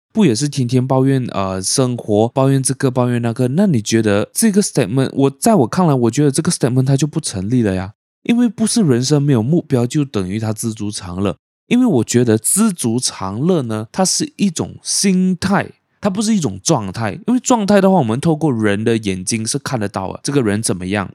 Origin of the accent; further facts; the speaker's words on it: Malaysia; also born or lived in Penang; 因为我马来文不是很好，虽然说我是马来西亚人